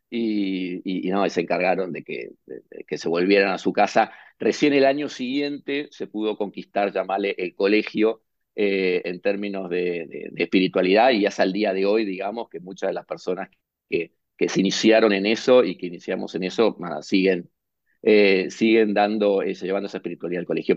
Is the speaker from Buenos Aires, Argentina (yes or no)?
yes; Buenos Aires, Argentina; yo nací, nací en Buenos Aires, Argentina